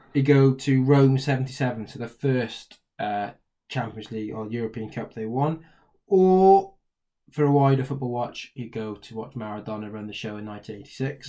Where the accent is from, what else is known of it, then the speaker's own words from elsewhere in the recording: Wales, United Kingdom; we're from Wales